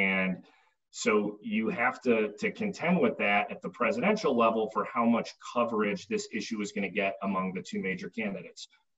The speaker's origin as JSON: {"language": "English", "area": "Chicago suburbs", "region": "Illinois", "country": "United States", "tie": "born or raised there", "said": "growing up in the Chicago suburbs"}